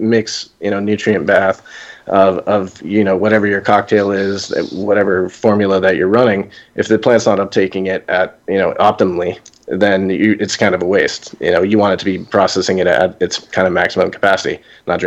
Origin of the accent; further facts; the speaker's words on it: Florida, United States; Florida, which is essentially my home state